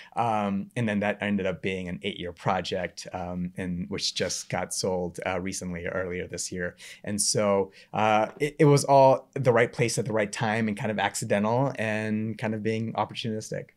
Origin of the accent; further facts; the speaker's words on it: Memphis, Tennessee, United States; moved away as an adult; also born or lived in Knoxville, Tennessee / Atlanta, Georgia; I grew up in Memphis, went to school in Knoxville